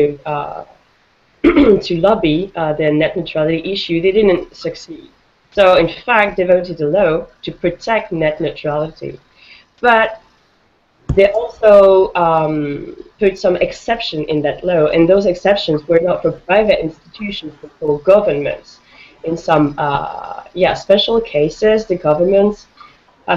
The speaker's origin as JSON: {"language": "English", "country": "France", "said": "I'm from France"}